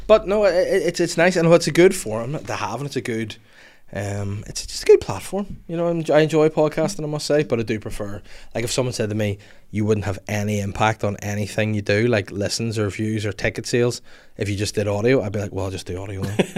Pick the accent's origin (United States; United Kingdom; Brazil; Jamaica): United Kingdom; North Down, Northern Ireland; I'm from North Down, born and bred and raised and live here to this day